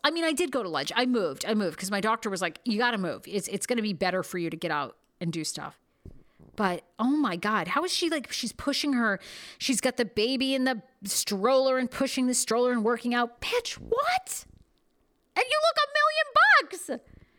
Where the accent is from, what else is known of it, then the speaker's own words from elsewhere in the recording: Maine, United States; I'm from Maine